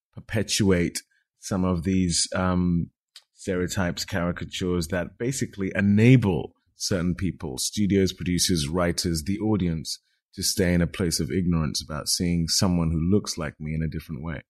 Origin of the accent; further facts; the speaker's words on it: United Kingdom; I'm a British actor of Nigerian descent